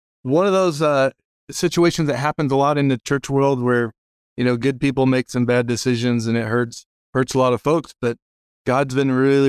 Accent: Dallas-Fort Worth area, Texas, United States; I grew up in the Dallas-Fort Worth area. I was in a nice Christian home

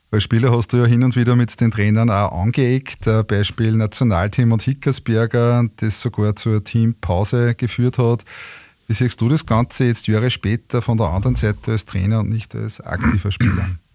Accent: Linz, Upper Austria, Austria; meiner Heimatstadt Linz

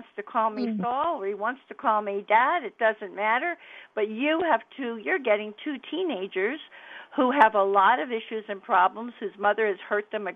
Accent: Miami, Florida, United States; accent: New York, New Jersey; moved away; also born or lived in New York, New Jersey area; I came from Florida, from Miami.

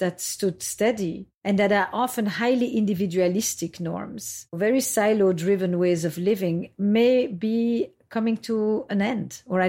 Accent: Belgium; also born or lived in Israel; now in United States; And when I came to America, I came from Belgium via Israel.

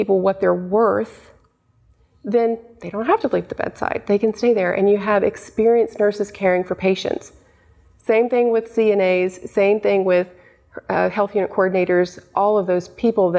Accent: Knoxville, Tennessee, United States; I'm from Knoxville

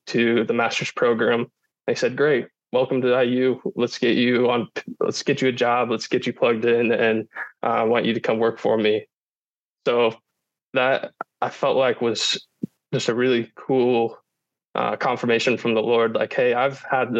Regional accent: Warsaw, Indiana, United States; moved away as an adult; also born or lived in West Lafayette, Indiana; now in Indianapolis, United States; I was born and raised in Warsaw, Indiana

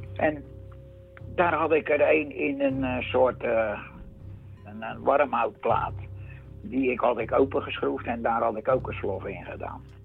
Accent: Vlaardingen, South Holland, Netherlands; ik kom uit Vlaardingen, dat is officieel

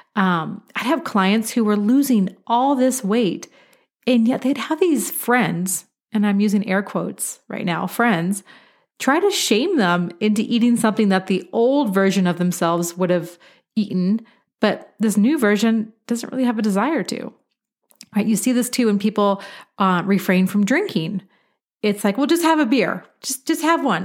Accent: Beaverton, Oregon, United States; now in Colorado, United States; I am originally from Beaverton, Oregon. It's an incredible place to grow up.

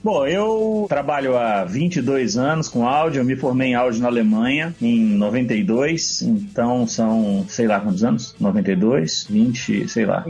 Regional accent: Bahia, Brazil; moved away as an adult; now in São Paulo, Brazil; Hoje eu estou em São Paulo, cresci, me formei na Bahia

